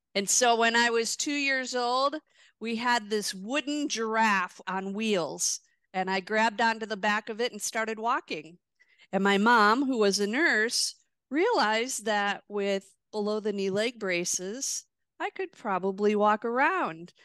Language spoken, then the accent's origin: English; Milwaukee, Wisconsin, United States; born or raised there